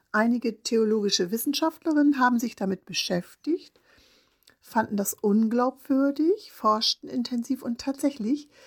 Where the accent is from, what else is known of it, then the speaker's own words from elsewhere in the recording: Northern Germany, Germany; Ich komme ganz aus dem Norden Deutschlands